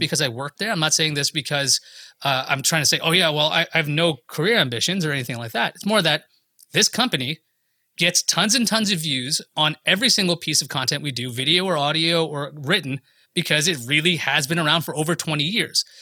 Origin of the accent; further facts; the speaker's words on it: New York, United States; I'm from New York